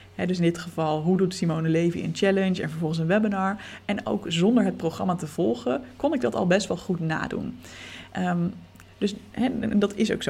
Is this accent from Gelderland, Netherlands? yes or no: no; Leiden, South Holland, Netherlands; we bleken allebei uit Leiden te komen